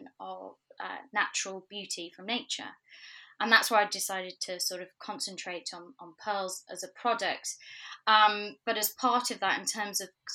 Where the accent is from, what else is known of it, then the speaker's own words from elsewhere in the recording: Manchester, North West England, United Kingdom; moved away as an adult; also born or lived in New York; now in London, United Kingdom; I'm originally from Manchester